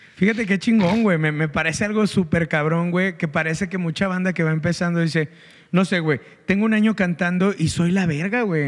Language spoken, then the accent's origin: Spanish; Guanajuato, Mexico; now in Monterrey, Mexico; soy un engrido de Guanajuato. Creo que soy un vato que está súper orgulloso de ser de Guanajuato